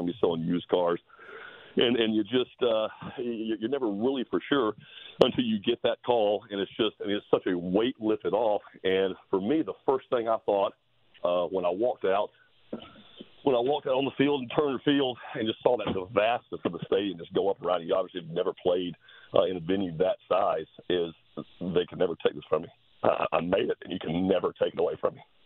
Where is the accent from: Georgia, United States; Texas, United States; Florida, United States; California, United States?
Georgia, United States; Macon; I grew up in Macon